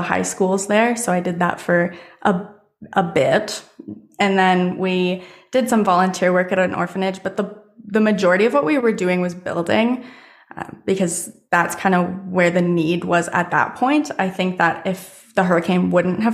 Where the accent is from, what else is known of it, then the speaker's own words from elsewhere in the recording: Canada; growing up in Canada